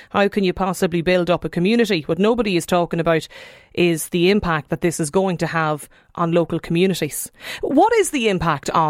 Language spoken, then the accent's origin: English; Dundrum, Leinster, Ireland; now in Naas, Ireland; I'm from Dundrum originally, but priced out of it, now living in Naas.